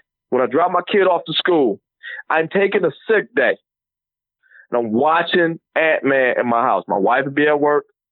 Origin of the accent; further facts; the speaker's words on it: Detroit, Michigan, United States; I'm Detroit